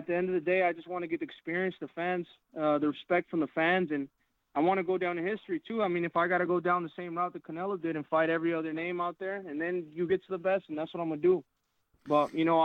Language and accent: English; Phoenix, Arizona, United States; my hometown of Phoenix, Arizona